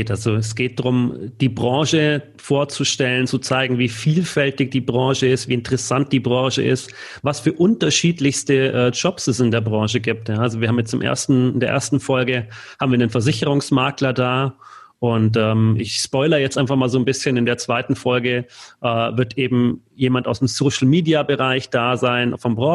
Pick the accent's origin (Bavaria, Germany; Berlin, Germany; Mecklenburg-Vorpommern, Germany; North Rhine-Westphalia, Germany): Bavaria, Germany; Munich; als Münchener äh, Paulaner Spezi, das ist einfach hier